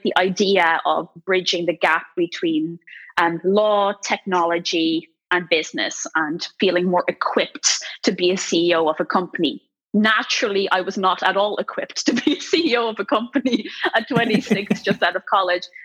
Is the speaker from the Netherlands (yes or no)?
yes; Netherlands; moved away as an adult; now in Ireland; I grew up in the Netherlands. I'm only half Dutch, mind you, but I still proudly carry a Dutch passport.